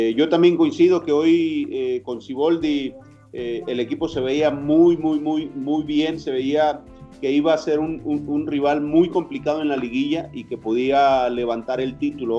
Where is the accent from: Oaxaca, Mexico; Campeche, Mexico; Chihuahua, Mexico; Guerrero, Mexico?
Oaxaca, Mexico; Estación Almoloya; mi pueblo se llama Estación Almoloya, Oaxaca